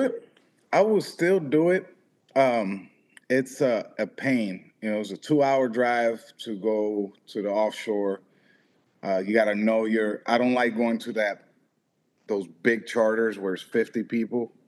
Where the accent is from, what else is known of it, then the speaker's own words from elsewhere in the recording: Florida, United States; also born or lived in Boston, Massachusetts; I was raised and uh, I uh, moved here when I was like seven, I believe. So I was. I'm mostly Floridian